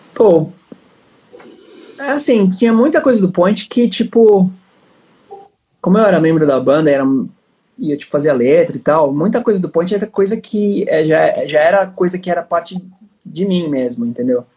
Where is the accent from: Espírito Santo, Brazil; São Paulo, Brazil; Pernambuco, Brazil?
São Paulo, Brazil; eu sou de São Paulo